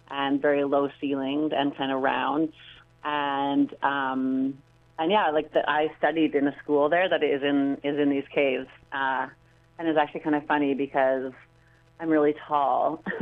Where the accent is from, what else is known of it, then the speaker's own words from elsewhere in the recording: Vancouver, British Columbia, Canada; I'm from Vancouver, and so I started dancing here, and then I went to Granada